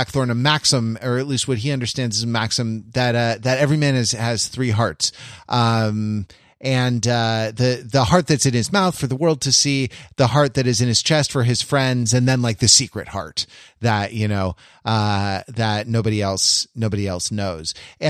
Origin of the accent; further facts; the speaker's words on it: Los Angeles, California, United States; Like when I came from Los Angeles to the East Coast where you live